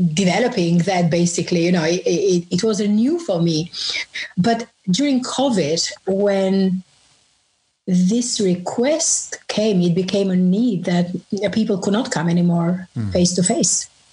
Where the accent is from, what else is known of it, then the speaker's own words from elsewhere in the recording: Albania; moved away as an adult; now in London, United Kingdom; I grew up in Albania, and that was under communism